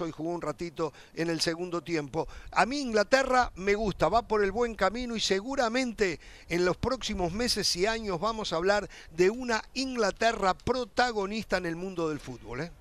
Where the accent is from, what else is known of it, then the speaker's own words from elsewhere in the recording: Uruguay; yo soy uruguayo